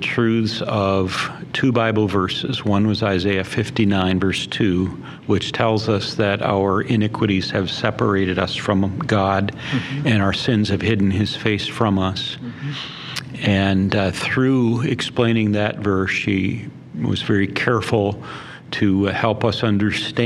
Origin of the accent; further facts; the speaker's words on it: Barron, Wisconsin, United States; I was born and raised in Barron, Wisconsin